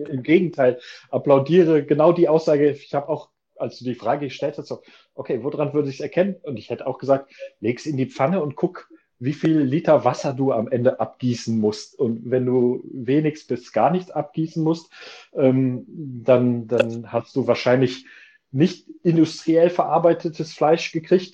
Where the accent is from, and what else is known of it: Germany